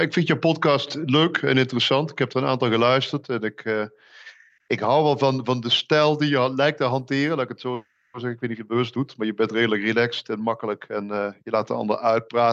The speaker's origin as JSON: {"language": "Dutch", "town": "Meerssen", "region": "Limburg", "country": "Netherlands", "also_born_or_lived": "Maastricht", "said": "ik, ik kom uit Meersen, zuiden des, des lands, in de buurt van, van Maastricht"}